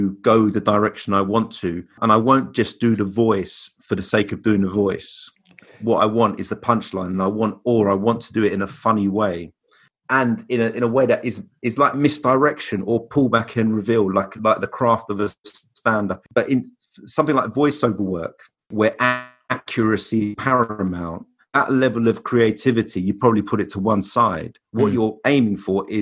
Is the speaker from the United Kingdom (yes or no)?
yes; London, United Kingdom; I'm born and raised in Brixton in South London